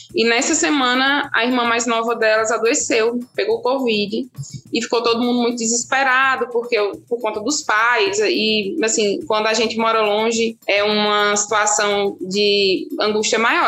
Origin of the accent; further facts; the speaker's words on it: Petrolina, Pernambuco, Brazil; also born or lived in Recife; eu sou de Petrolina, nascida e, e umbigo enterrado aqui